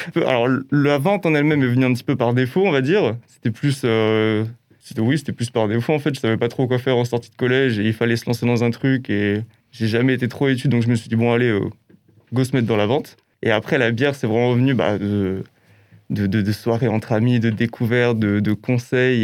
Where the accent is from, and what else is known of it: Alsace, Grand Est, France; born or raised there